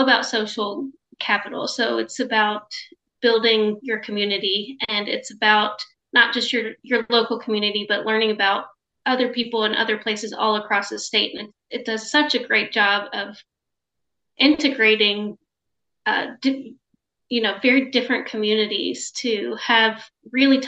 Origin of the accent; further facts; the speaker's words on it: Lexington, Kentucky, United States; also born or lived in London, Kentucky; now in Louisville, United States; I'm from Lexington, but my family is from a different region.